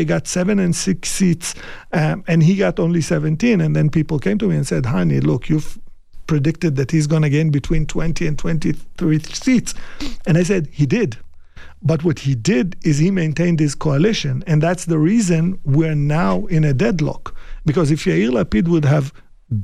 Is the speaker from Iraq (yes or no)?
yes; Iraq; moved away; I was born in Iraq